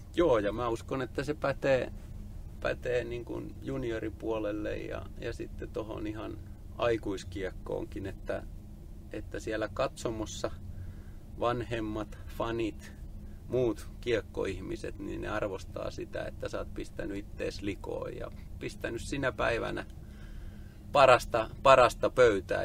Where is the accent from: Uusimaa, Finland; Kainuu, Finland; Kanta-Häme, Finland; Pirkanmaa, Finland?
Pirkanmaa, Finland; Tampere; Mä oon Tampereen kasvatti ja asunut koko lapsuuteni lähellä hakametsää